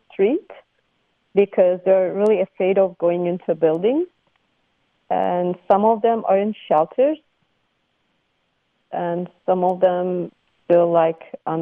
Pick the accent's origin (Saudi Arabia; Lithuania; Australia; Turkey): Turkey; Gaziantep; now in Contra Costa County, United States; I'm from Turkey, and my whole family, and I grew up in Gaziantep in Turkey